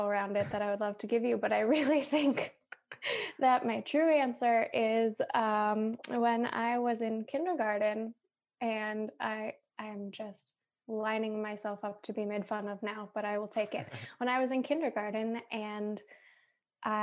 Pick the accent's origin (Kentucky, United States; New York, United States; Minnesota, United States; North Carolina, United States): Minnesota, United States; Minneapolis; moved away as an adult; also born or lived in Boston; now in Milwaukee, United States; I grew up in Minneapolis, but my mom grew up in Milwaukee